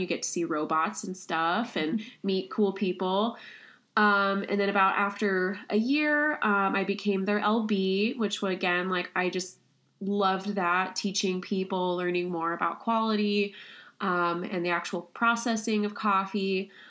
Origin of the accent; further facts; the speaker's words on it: Kansas City, Kansas, United States; moved away as an adult; also born or lived in Connecticut; now in Ithaca, United States; I'm originally from Kansas City, Kansas.